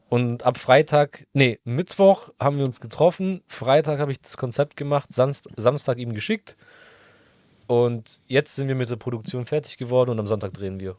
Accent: Stuttgart, Baden-Württemberg, Germany; ich komme ja offensichtlich aus Stuttgart

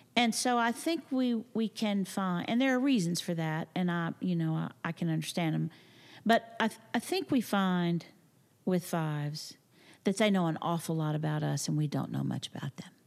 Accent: Texas, United States; I'm from the Panhandle, from a farming and ranching community

